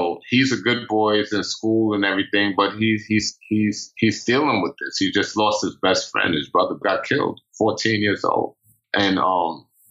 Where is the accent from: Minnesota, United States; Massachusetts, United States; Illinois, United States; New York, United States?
New York, United States; New York City; I grew up in Pink Houses projects and in Brownsville